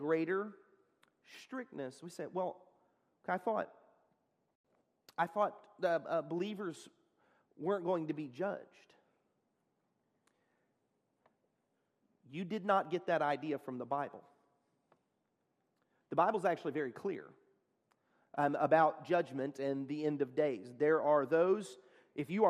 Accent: Texas, United States; I'm from Texas

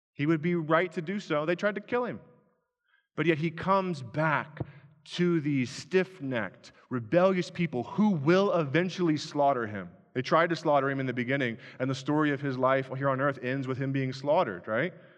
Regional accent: Owensville, United States; moved away; Owensville, my hometown, which had two stop, well, one stoplight when I lived there

